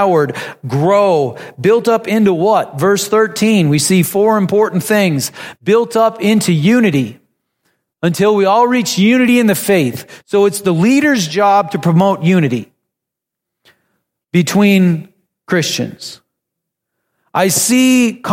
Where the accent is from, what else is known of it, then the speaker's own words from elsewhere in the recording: North Dakota, United States; I grew up in North Dakota, farming families.